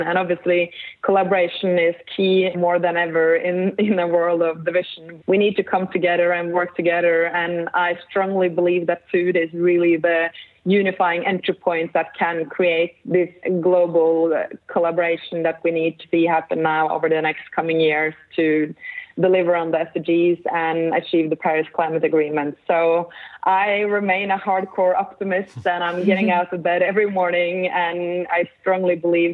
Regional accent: Norway; I grew up in the Norwegian countryside on a small farm

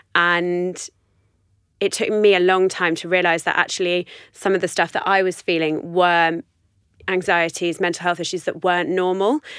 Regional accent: London, United Kingdom; moved away as an adult; I grew up in West London, in Chiswick.

